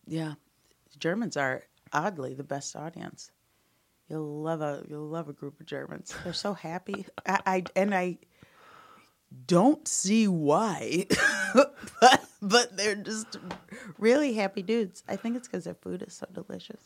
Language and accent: English; Omaha, Nebraska, United States; moved away as an adult; also born or lived in Chicago / Amsterdam / Denver / Los Angeles; I grew up in Omaha, then I moved to Chicago to become an improviser